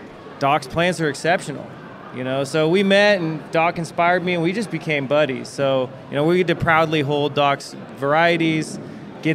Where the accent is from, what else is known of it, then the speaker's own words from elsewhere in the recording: Arcata, California, United States; I was born in my backyard in Arcata, which is in Humboldt County, to two undergraduate students at Humboldt State